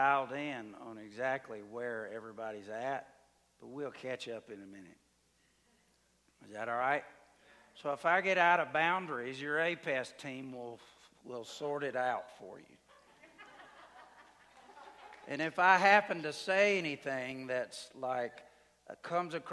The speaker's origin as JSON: {"language": "English", "region": "Alabama", "country": "United States", "tie": "born or raised there", "also_born_or_lived": "Mexico", "moved": "as an adult", "said": "I grew up in Alabama"}